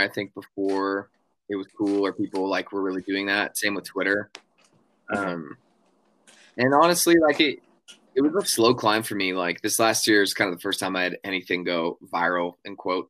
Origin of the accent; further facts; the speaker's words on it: Denver, Colorado, United States; now in Nashville, United States; I grew up in Colorado